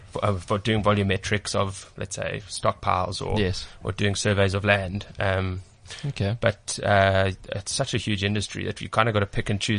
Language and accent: English; Johannesburg, Gauteng, South Africa; I'm from Joburg, though.